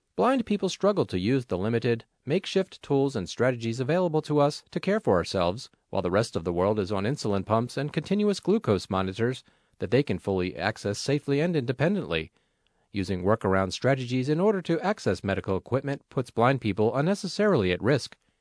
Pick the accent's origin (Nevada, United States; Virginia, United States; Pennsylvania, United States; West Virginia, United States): Nevada, United States; Las Vegas; I get to welcome my Federation family to my hometown